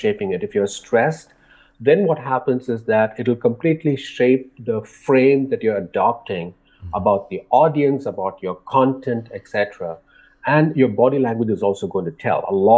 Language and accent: English; India; growing up in India